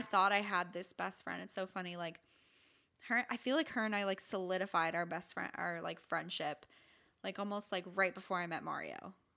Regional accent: St. Petersburg, Florida, United States; also born or lived in Michigan; my hometown

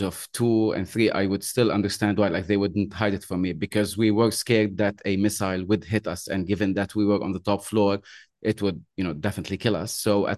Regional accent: Beirut, Beirut Governorate, Lebanon; moved away as an adult; now in Bahrain; So I am I'm Lebanese. I was born in Beirut in 85. I was brought up Christian, Catholic. And obviously, since from 85 until the time I left, which was in 2009, because I left Lebanon, I moved to another country here in the Arab world.

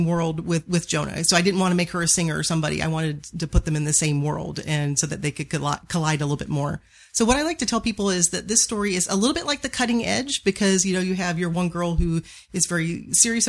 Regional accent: Virginia, United States; now in Phoenix, United States; I grew up on the East Coast

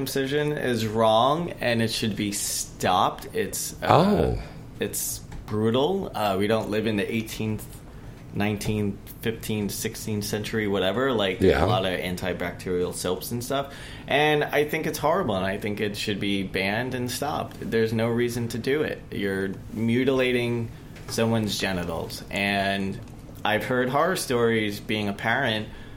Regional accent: New York City, New York, United States; now in Los Angeles, United States; I'm from the Astoria, Queens, in New York

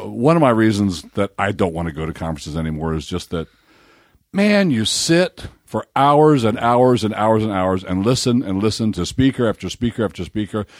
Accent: Baltimore, Maryland, United States; I'm from Baltimore

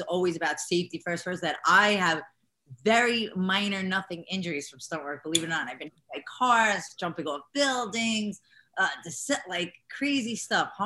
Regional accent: New York, United States; accent: New York Italian American; I'm a New Yorker

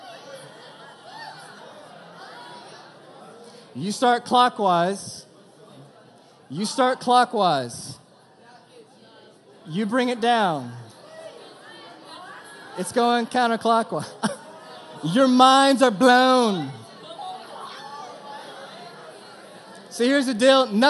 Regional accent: Texas, United States; I'm from Texas.

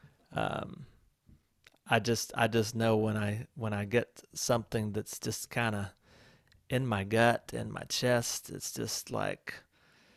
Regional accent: Walhalla, South Carolina, United States; moved away; growing up in Walhalla, South Carolina, a town

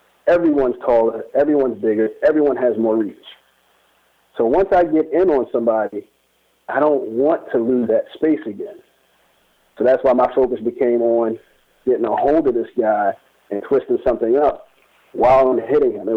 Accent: Baltimore, Maryland, United States; where I'm from, like I'm from Baltimore, I grew up in one area that wasn't really the greatest area in town

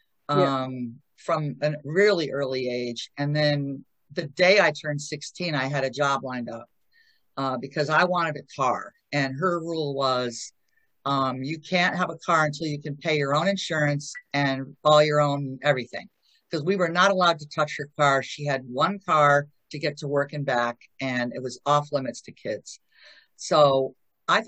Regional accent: Connecticut, United States

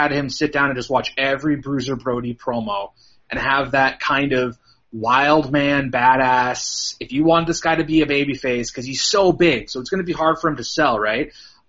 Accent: Canada; I'm from Canada, yeah.

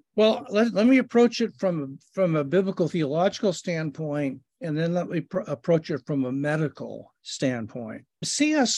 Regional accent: Kansas City, Missouri, United States; I was born in Kansas City, Missouri

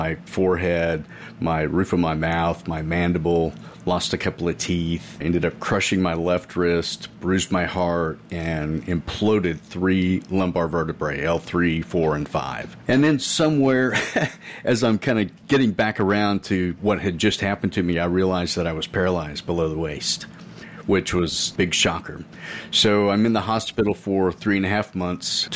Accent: Edmond, Oklahoma, United States; first language English; I'm from Edmond, Oklahoma in the United States

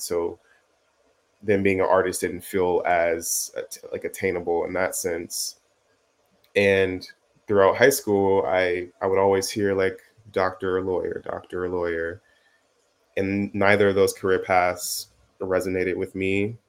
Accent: Chicago, Illinois, United States; moved away as an adult; also born or lived in Texas; now in Los Angeles, United States; born and raised in Chicago

